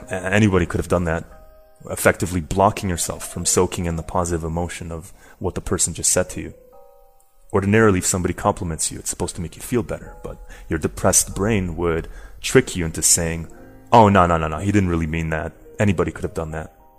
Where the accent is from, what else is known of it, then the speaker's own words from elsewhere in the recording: Canada; moved away as an adult; now in Madrid, Spain; So I'm Canadian, but uh, currently living in Madrid